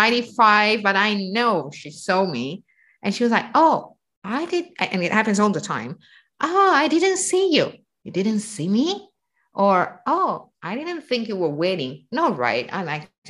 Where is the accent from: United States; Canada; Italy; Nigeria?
Italy; northern Italy; Northern Italians, we are from Austria and France, so a little bit more European.